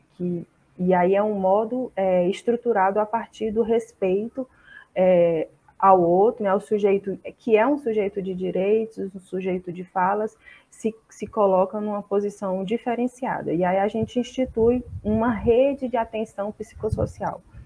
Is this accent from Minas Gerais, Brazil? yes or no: no; Fortaleza, Ceará, Brazil; sou de Fortaleza, no Ceará